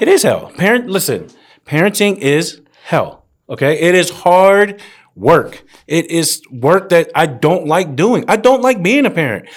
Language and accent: English; Woodbridge, Virginia, United States; four years, Garfield High School, Woodbridge, Virginia